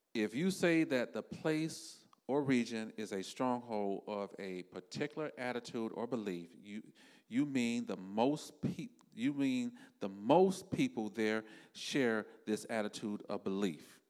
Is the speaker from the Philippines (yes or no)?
no; South Florida, United States; me and my wife, we are from South Florida.